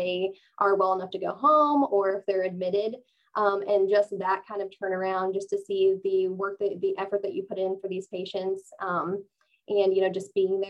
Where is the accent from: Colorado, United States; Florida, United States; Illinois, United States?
Illinois, United States; Blue Mountain, near Decatur; moved away as an adult; now in Salem, United States; I grew up in a small town called Blue Mountain, not far from Decatur